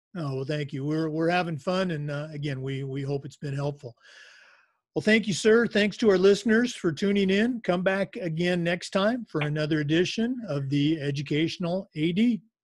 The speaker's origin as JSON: {"language": "English", "region": "Florida", "country": "United States", "said": "I'm from Florida"}